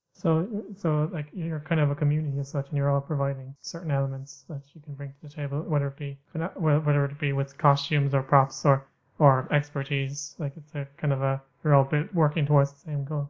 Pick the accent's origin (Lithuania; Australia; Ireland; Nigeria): Ireland; I'm from Ireland